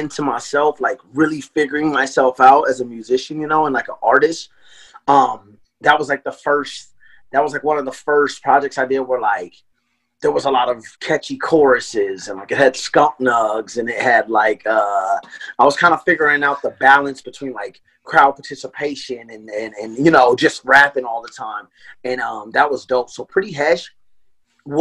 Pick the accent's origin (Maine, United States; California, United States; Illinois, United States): California, United States; Lancaster; now in Portland, United States; I'm from Lancaster, California.